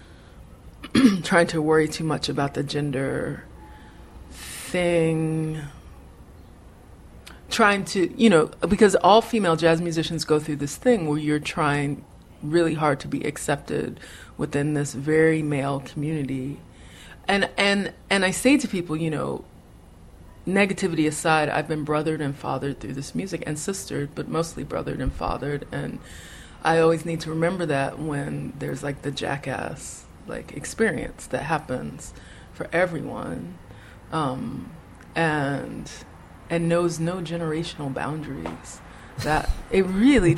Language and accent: English; Chicago, Illinois, United States; moved away; I was born in Cook County Hospital, and that my parents are both really hardcore Chicago people